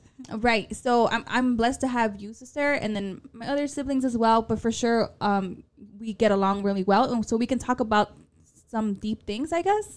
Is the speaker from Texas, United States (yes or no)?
no; Chicago, Illinois, United States; accent: paisa; also born or lived in Zacatecas, Mexico; I was born in Chicago, but I might as well been born in Zacatecas